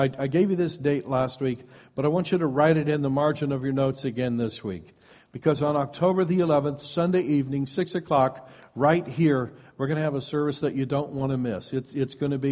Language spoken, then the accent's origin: English; Iowa, United States; moved away as an adult; now in West Coast, United States; as soon as I left my home of origin, I moved to the West Coast from Iowa